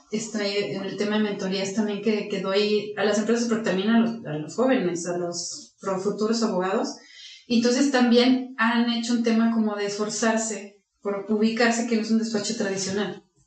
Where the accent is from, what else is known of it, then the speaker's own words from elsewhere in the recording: Aguascalientes, Mexico; soy de Aguascalientes, estudié aquí la todo secundaria, universidad, la preparatoria